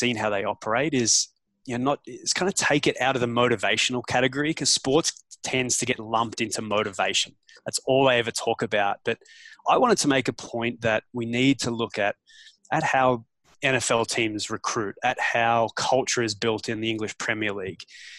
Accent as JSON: {"language": "English", "country": "Australia", "lives_now": "Toronto, Canada", "said": "If you go by passports, I'm still Australian. But yeah, I've been living in Toronto, Canada for the last 10 years."}